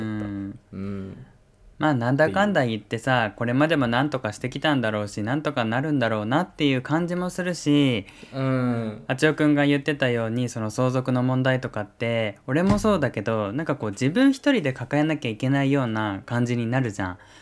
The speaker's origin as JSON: {"language": "Japanese", "region": "Kyushu", "country": "Japan", "tie": "born or raised there", "moved": "yes", "lives_now": "Tokyo area, Japan", "said": "地元の九州"}